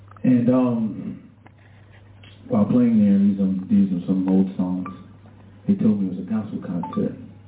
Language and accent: English; New York City, New York, United States; I'm from Brooklyn, New York.